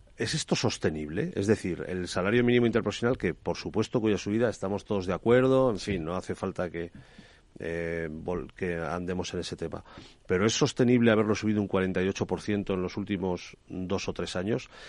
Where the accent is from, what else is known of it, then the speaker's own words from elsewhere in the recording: Cuenca, Castilla-La Mancha, Spain; Cuenca, de donde soy yo